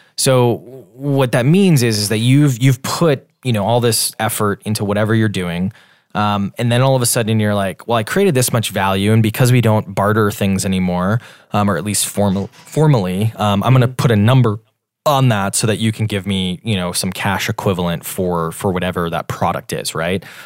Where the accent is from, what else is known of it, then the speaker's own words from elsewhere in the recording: Wisconsin, United States; moved away as an adult; also born or lived in Washington, D.C.; now in Boston, United States; I'm from Wisconsin originally. Um, we're based in Boston, though